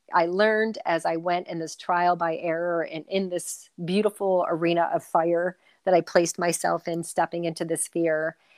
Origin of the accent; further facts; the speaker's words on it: Cleveland, Ohio, United States; moved away as an adult; also born or lived in New York City; now in Canada; I'm born and raised in Cleveland, Ohio